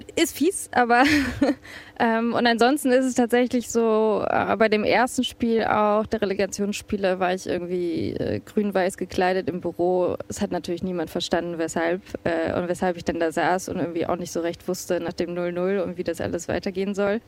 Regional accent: Bremen, Germany; moved away as an adult; now in Warsaw, Poland; bin gebürtige Bremerin, ein Viertelkind

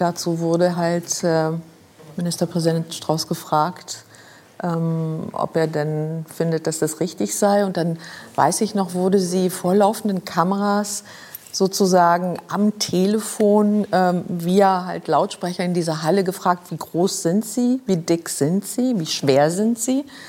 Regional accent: Luxembourg; moved away; also born or lived in Germany; ich kam aus Luxemburg, ich kam aus einer aus einem Elternhaus

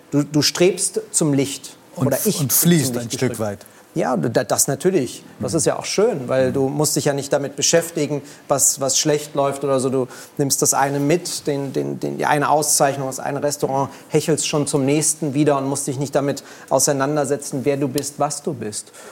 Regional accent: Berlin, Germany; Ich bin in Kreuzberg groß geworden, direkt dahinter ist äh, Friedrichshain, Mitte gewesen.

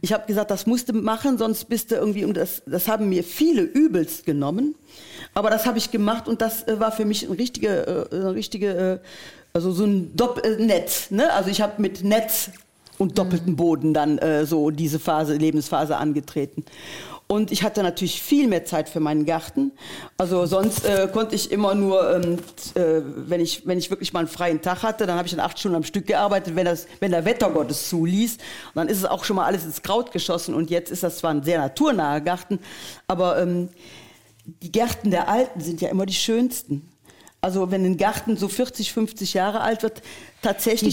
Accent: Geilenkirchen, North Rhine-Westphalia, Germany; unsere Stadt Geilenkirchen

